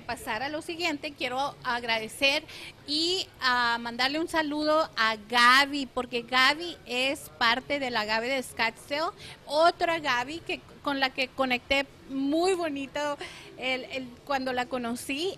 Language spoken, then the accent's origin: Spanish; Nogales, Sonora, Mexico; now in Phoenix, United States; Concepción y yo nacimos literalmente eh, en Nogales, Sonora y somos de prácticamente de unas cuantas cuadras a otras de distancia